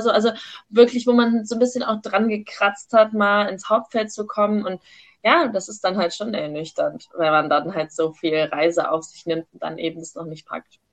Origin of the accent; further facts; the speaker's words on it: Wiesbaden, Hesse, Germany; born there; Ähm, ich komme ja gebürtig aus Wiesbaden